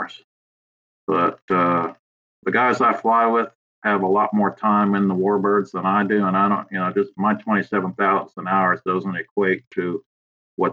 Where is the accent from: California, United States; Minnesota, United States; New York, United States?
New York, United States; Long Island; now in Virginia, United States; originally I'm from Long Island, New York